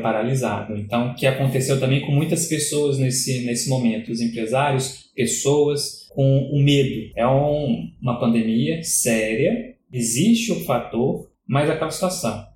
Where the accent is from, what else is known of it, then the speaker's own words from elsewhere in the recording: Brazil; como brasileiro